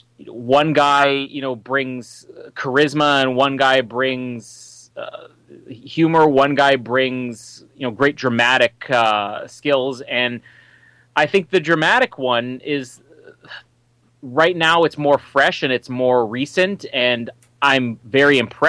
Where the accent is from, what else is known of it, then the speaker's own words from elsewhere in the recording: Winnipeg, Manitoba, Canada; my hometown, Winnipeg